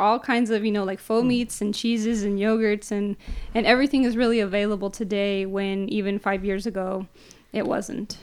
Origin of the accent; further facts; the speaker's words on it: San Jose, California, United States; born and raised downtown San Jose.